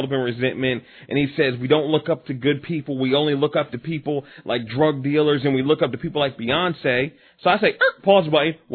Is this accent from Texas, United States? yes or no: no; Willingboro, New Jersey, United States; I grew up in Willowboro